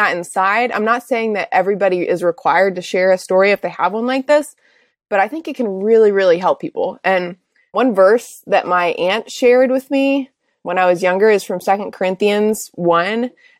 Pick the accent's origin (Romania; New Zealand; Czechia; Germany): Czechia; I grew up overseas in Czech Republic as a missionary kid.